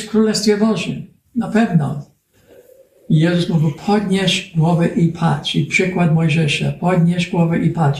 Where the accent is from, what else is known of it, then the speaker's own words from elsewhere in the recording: United States; Polish is a second language; u nas w Ameryce